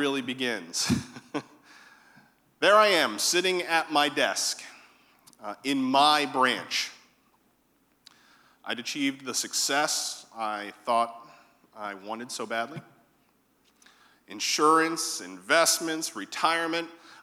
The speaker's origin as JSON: {"language": "English", "region": "Connecticut", "country": "United States", "tie": "born or raised there", "moved": "as an adult", "lives_now": "Savannah, United States", "said": "I was born in Connecticut. And I had not suffered through all of those winters"}